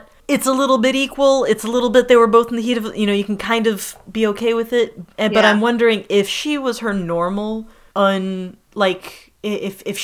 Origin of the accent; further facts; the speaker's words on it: United States; as an American who grew up eating Little Debbie snacks